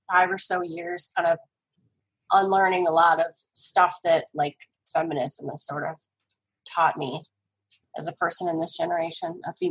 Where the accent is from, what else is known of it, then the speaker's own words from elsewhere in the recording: Northern United States, United States; You know, I'm not a degenerate Yankee, but I am a Northerner.